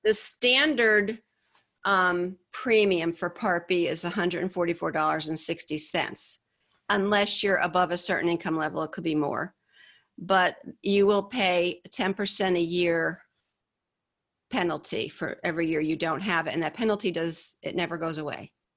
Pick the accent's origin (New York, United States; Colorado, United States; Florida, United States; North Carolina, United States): New York, United States; Hyde Park; moved away as an adult; also born or lived in Poughkeepsie, New York / the American South; I grew up in a little town called Hyde Park, um, a little upstate New York, about an hour and a half north of New York City